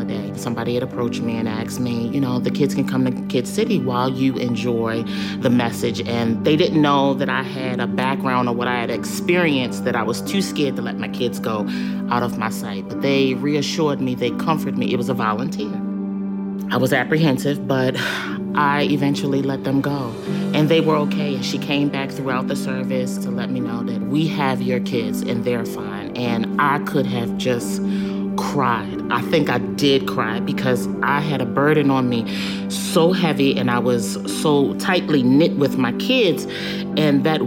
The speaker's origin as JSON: {"language": "English", "town": "Baltimore", "region": "Maryland", "country": "United States", "tie": "born or raised there", "moved": "as an adult", "lives_now": "North Carolina, United States", "said": "I grew up in Baltimore, Maryland"}